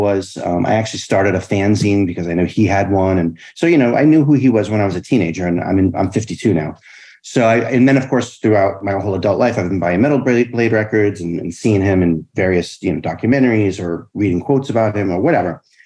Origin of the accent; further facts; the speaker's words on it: Bristol, Rhode Island, United States; also born or lived in Fall River, Massachusetts; I grew up in Rhode Island, a little town called Bristol, about a half an hour outside of Providence, an hour outside of Boston